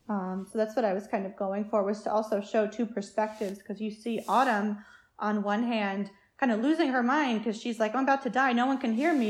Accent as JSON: {"language": "English", "town": "Concord", "region": "New Hampshire", "country": "United States", "tie": "born or raised there", "said": "my hometown of Concord, New Hampshire"}